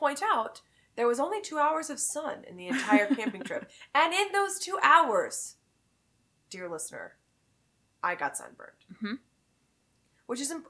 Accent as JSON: {"language": "English", "region": "Texas", "country": "United States", "moved": "yes", "lives_now": "Illinois, United States", "said": "I'm from Texas."}